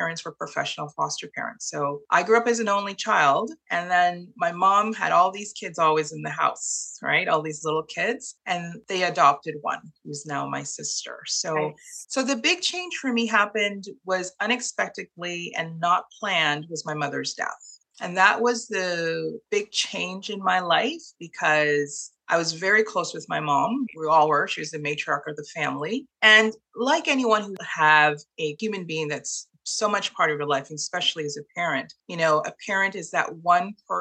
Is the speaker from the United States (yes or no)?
no; Toronto, Ontario, Canada; moved away as an adult; also born or lived in Trinidad and Tobago / Montreal, Canada; now in Kingston, Canada; we moved to Toronto and I grew up in Toronto and became a Torontonian